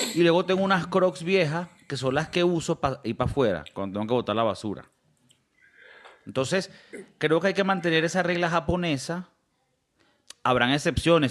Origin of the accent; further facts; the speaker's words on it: Valencia, Carabobo, Venezuela; Yo soy de Valencia